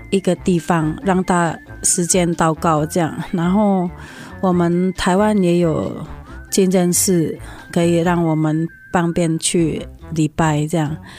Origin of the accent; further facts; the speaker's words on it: Indonesia; now in Taiwan; 我来自印尼啊。我们家是全家都是穆斯林的信仰。我们在台湾，